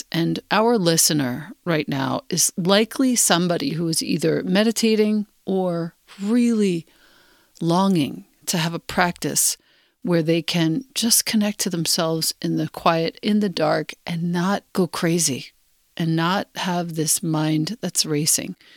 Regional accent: Los Angeles, California, United States; Growing up in Los Angeles, a city dominated by artificial light, Cell phones, colorful billboards, shiny marketing ads, and a culture of wealth overlapping deep poverty.

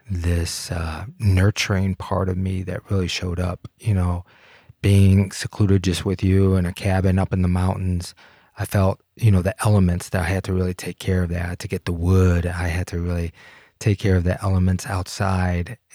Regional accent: Detroit, Michigan, United States; now in Colorado, United States; It was wonderful. It was absolutely wonderful. I didn't miss the city at all.

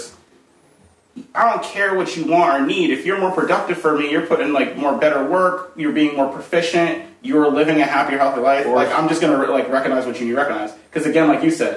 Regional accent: Hudson Valley, New York, United States; also born or lived in New Orleans, Louisiana / Australia; I was raised here in the Hudson Valley.

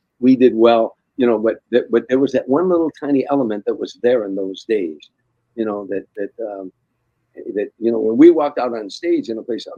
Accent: Harvey, Illinois, United States; moved away; 36 taverns in my hometown

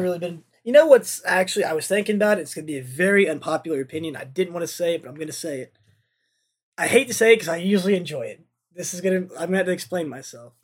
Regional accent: the South, United States; I'm from the South and I'm poor

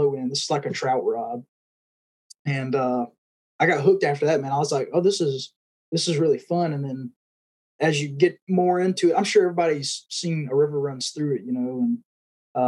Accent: Georgia, United States; So I'm originally from Georgia, born and raised.

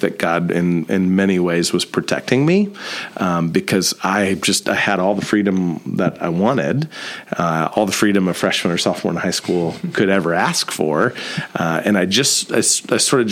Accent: Columbia City, Indiana, United States; also born or lived in Dayton, Ohio / St. Louis, Missouri; I grew up in Columbia City

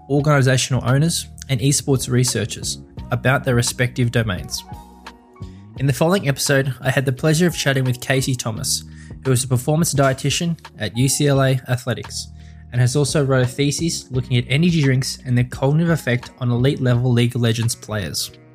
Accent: Melbourne, Victoria, Australia; I'm from Melbourne, Australia

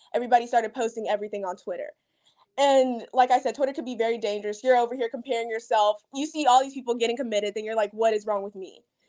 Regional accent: Huntsville, Alabama, United States; because I'm from Huntsville, which is really close to Florence. So that's like my hometown. I move a lot for my dad's job and stuff.

